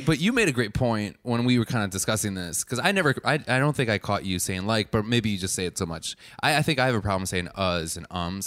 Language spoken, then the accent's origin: English; Wisconsin, United States; being from Wisconsin, not a lot of cows